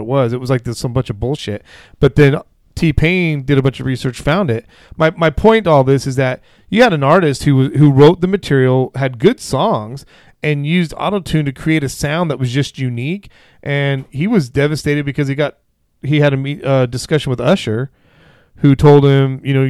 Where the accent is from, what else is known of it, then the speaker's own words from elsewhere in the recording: Vacaville, California, United States; We grew up in Vacaville